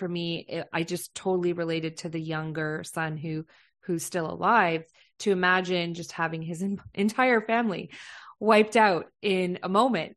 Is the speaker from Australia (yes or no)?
no; London, Ontario, Canada; moved away; I'm from London, Ontario